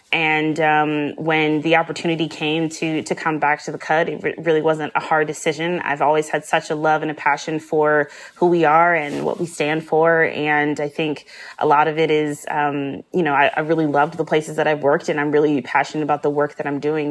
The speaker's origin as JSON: {"language": "English", "region": "Midwest", "country": "United States", "tie": "born or raised there", "said": "I grew up in the Midwest"}